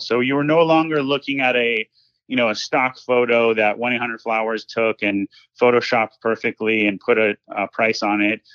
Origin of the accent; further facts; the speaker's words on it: Los Angeles, California, United States; I grew up in Los Angeles, California.